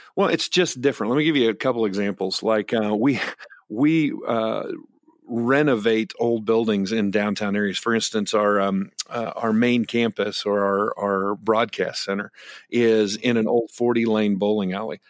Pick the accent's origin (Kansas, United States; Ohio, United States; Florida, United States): Kansas, United States; Great Bend; I grew up in Great Bend, Kansas